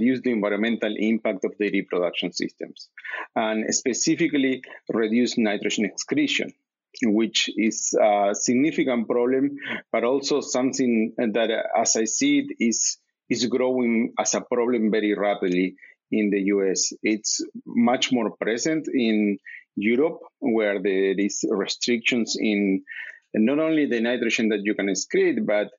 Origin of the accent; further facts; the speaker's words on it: Uruguay; moved away as an adult; now in United States; I'm coming from Uruguay, which is an agricultural-based country